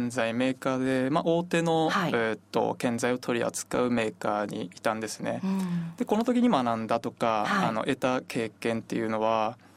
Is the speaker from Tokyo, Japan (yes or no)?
no; Hirosaki, Aomori, Japan; 私弘前で生まれて弘前で育っているんですけど